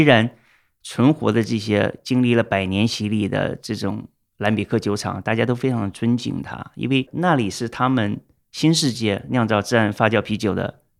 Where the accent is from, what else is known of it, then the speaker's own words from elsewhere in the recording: China; moved away; also born or lived in Shanghai; 我们中国人